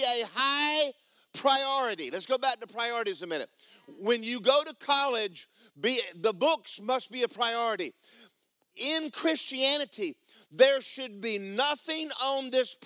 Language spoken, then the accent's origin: English; Georgia, United States; I grew up in Georgia